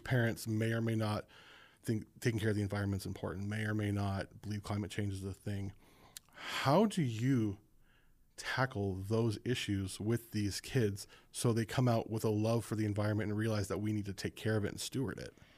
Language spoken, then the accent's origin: English; Los Angeles, California, United States; also born or lived in Las Vegas, Nevada; I grew up near Los Angeles and around Las Vegas